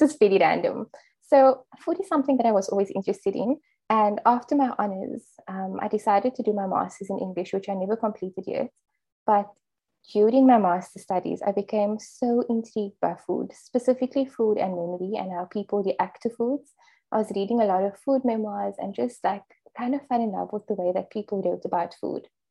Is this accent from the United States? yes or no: no; Cape Town, Western Cape, South Africa; I'm from Cape Town